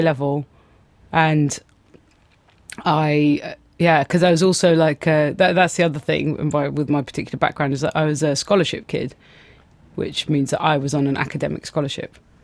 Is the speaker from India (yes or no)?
no; Athens, Attica, Greece; now in London, United Kingdom; growing up in Greece